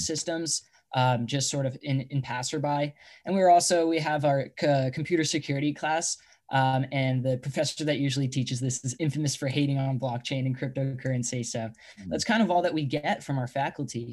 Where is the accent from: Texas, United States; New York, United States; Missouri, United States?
New York, United States; Long Island; moved away as an adult; now in Bay Area, United States; I'm originally from Long Island, New York. I had to come out over to the Bay, you know, for college.